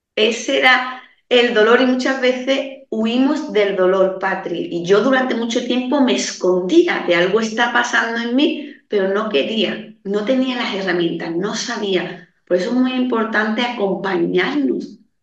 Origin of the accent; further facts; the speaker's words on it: Andalusia, Spain; Yo soy de un pueblo muy pequeñito, aquí en la campiña sevillana